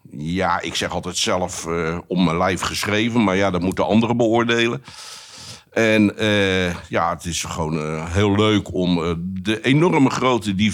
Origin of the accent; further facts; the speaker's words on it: Rotterdam, South Holland, Netherlands; ik, ik, ben een Rotterdammer, recht door zee.